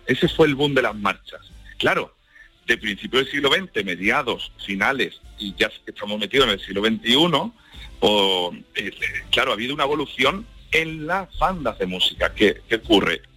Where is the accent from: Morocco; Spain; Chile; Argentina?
Spain; La Puebla del Río, Andalusia; patrona de mi pueblo, de la Puebla del Río